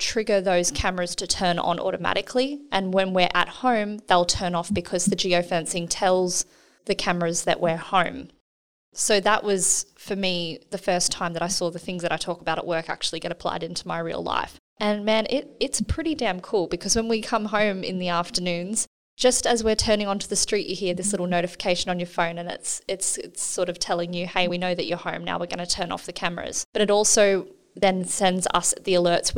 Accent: New South Wales, Australia; now in Perth, Australia; I'm from New South Wales originally

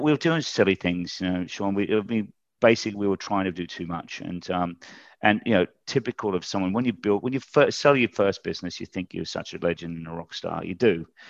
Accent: Australia; moved away as an adult; also born or lived in United Kingdom; I'm an Aussie. I, um, actually went to, uh, the U K when I was twenty-five and got into recruitment then

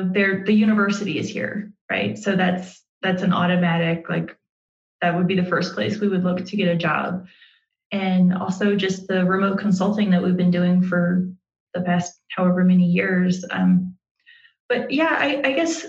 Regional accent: the South, United States; moved away as an adult; also born or lived in Carson City, Nevada; now in Laramie, United States; I'm from the South

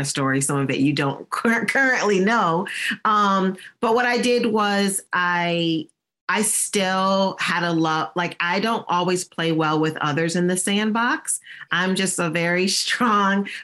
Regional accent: Michigan, United States; moved away as an adult; also born or lived in Virginia; I'm from Michigan and I was living in Virginia

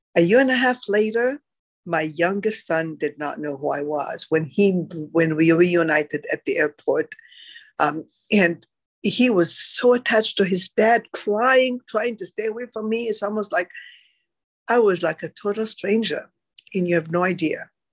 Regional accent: Egypt; moved away; I am originally from Egypt

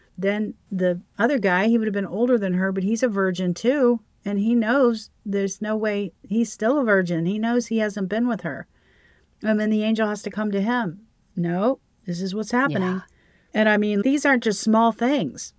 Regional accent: the South, United States; we're from the South

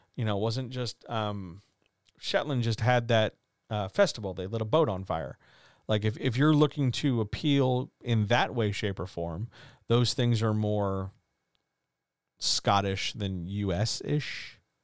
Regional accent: United States; I'm an American.

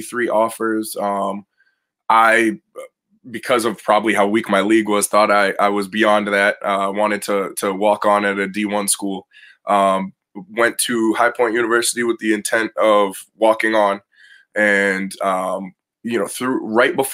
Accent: North Shore of Boston, Eastern Massachusetts, United States; I'm from Eastern Mass kid, North Shore of Boston. Pretty much I grew up always around the game

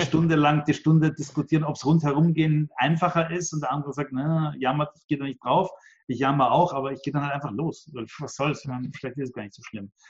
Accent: Vienna, Austria; Ich bin da eher äh, als Österreicher und Wiener

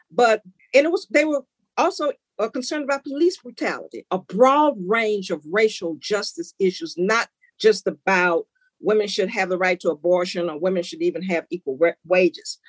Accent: Memphis, Tennessee, United States; moved away as an adult; growing up in Memphis, being a part of the civil rights movement

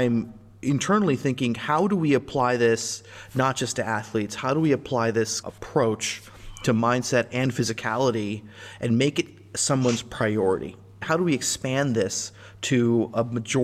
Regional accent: Midwest, United States; I'm from the Midwest

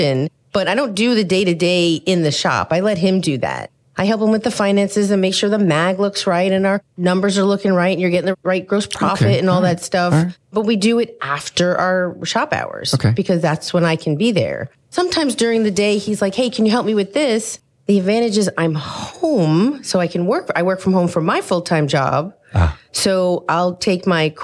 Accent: Long Island, New York, United States; moved away as an adult; now in Raleigh, United States; I was adamant about leaving New York because we grew up in New York

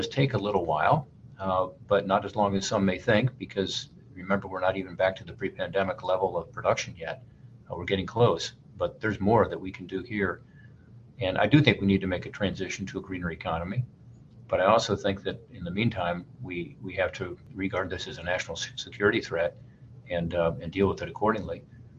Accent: Ohio, United States; places like my home state of Ohio.

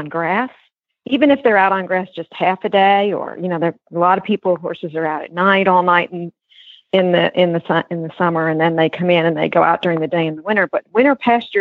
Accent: New York, United States; moved away; I grew up in New York

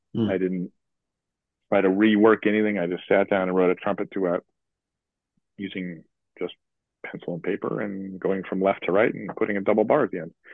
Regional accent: Chicago, Illinois, United States; I grew up in Chicago

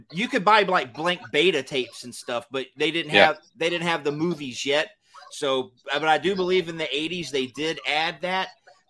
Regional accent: Georgia, United States; I grew up in Georgia. All I really ever heard about was Northern Florida, you know, the Carolinas, Tennessee, and Alabama.

